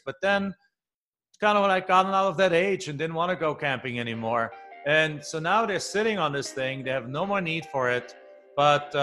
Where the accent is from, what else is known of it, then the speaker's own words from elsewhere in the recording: Germany; moved away as an adult; also born or lived in Phoenix, Arizona; now in United States; I'm originally from Germany, came here over about 23 years ago already.